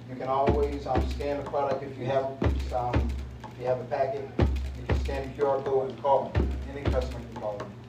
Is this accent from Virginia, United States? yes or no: yes; Norfolk, Virginia, United States; Um, I'm from here from Norfolk.